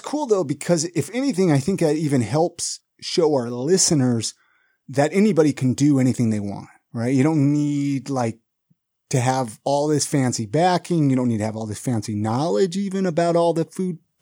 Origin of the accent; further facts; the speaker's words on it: Ventura, California, United States; now in Salt Lake City, United States; I grew up in Ventura